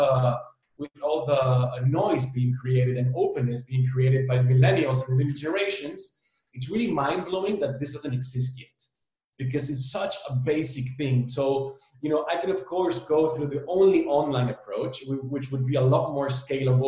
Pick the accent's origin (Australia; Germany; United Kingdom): Germany; Berlin; moved away as an adult; also born or lived in El Salvador / Amsterdam; now in Barcelona, Spain; I was born in El Salvador. I was raised in Berlin.